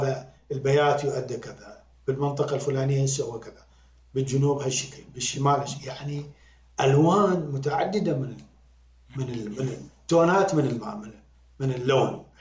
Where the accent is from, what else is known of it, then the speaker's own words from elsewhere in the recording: Iraq; accent: Iraqi; now in United Arab Emirates; أنا كعراقي